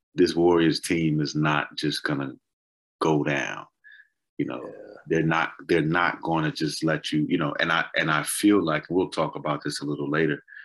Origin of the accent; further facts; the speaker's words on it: Boston, Massachusetts, United States; I'm from Boston